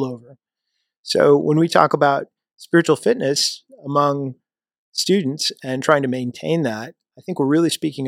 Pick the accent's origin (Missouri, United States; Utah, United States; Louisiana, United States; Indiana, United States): Missouri, United States; moved away as an adult; My home state is Missouri, so I was in the Missouri National Guard